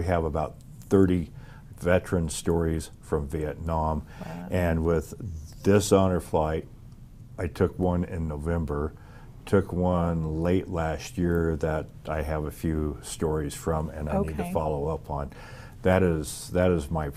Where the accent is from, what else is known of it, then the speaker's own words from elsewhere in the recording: Reno, Nevada, United States; also born or lived in Wells, Nevada / Panama; now in Fallon, United States; I grew up in Reno